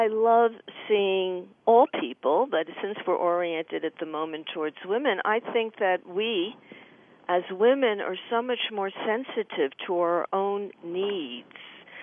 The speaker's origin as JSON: {"language": "English", "region": "New Jersey", "country": "United States", "tie": "born or raised there", "said": "I grew up here in New Jersey also."}